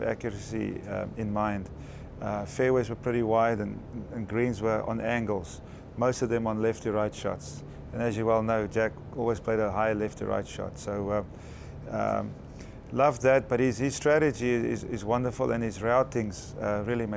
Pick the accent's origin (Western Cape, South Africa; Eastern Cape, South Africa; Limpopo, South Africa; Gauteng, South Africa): Gauteng, South Africa; Johannesburg; I grew up in Johannesburg, South Africa